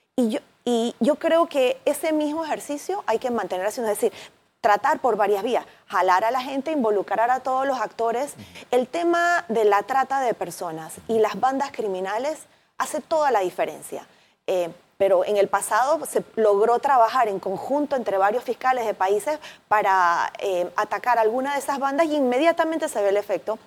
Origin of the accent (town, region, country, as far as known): Panama